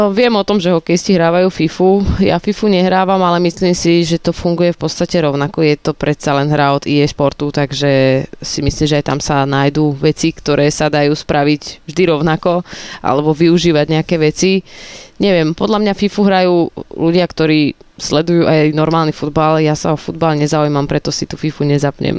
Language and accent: Slovak; Slovakia; ja som zo Slovenska